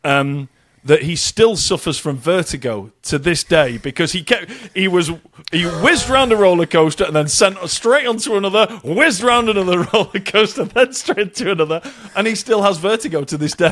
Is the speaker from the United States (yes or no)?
no; United Kingdom; us being British